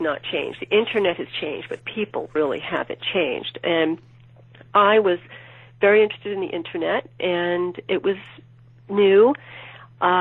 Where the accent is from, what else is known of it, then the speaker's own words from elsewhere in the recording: New York City, New York, United States; I'm from New York City originally, and at the time I was living in Williamsburg, Brooklyn